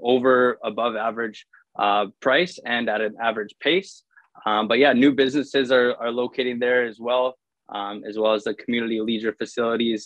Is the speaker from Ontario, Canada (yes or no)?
no; Warman, Saskatchewan, Canada; Me being from Warman, I grew up there, elementary school, high school, graduated and everything